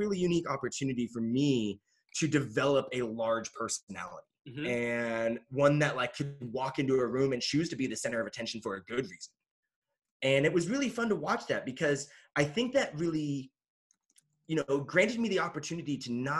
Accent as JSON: {"language": "English", "town": "Kelso", "region": "Washington", "country": "United States", "tie": "born or raised there", "also_born_or_lived": "Korea / Austin, Texas", "moved": "yes", "lives_now": "Boulder, United States", "said": "I was born in Korea, but I grew up in a really small rural town in Washington State, Kelso, Washington, which is right outside of Mount St. Helens"}